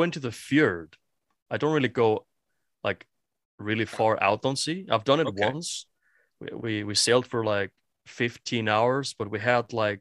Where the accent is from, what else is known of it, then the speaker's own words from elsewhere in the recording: Iceland; first language Icelandic; English is a second language; I'm from Iceland